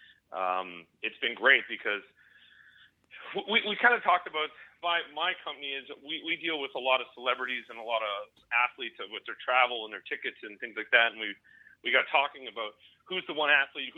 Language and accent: English; Canada; as a Canadian